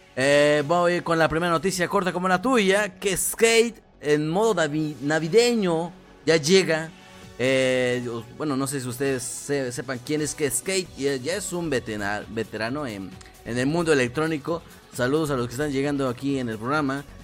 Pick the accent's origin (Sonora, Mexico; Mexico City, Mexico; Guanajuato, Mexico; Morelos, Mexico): Morelos, Mexico; yo no soy de la capital de México, yo no soy de la capital, yo soy del estado de Morelos